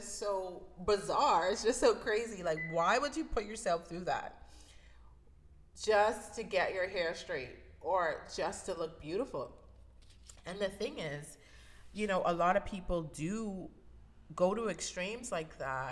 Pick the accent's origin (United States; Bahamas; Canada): Bahamas; I grew up in the Bahamas, so I'm originally from the Bahamas.